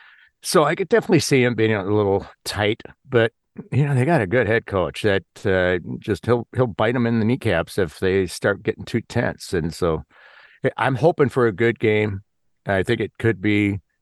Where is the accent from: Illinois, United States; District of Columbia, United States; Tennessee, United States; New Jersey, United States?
Illinois, United States; I grew up in just outside Chicago